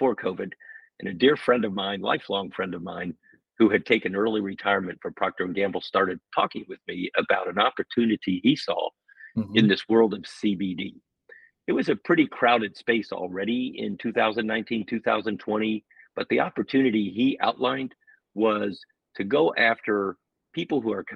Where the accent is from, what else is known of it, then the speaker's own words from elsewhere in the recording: Indiana, United States; moved away as an adult; also born or lived in Southwest United States / Germany; I grew up in the Midwest in Indiana